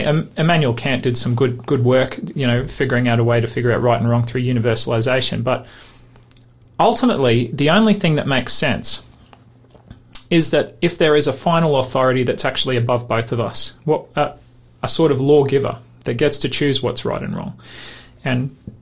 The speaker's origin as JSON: {"language": "English", "region": "Queensland", "country": "Australia", "said": "I'm from Queensland."}